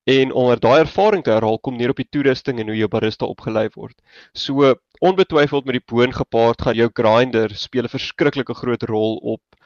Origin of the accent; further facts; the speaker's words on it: Johannesburg, Gauteng, South Africa; moved away as an adult; also born or lived in Stellenbosch; oorspronklik van Johannesburg af en ek het daar skool gegaan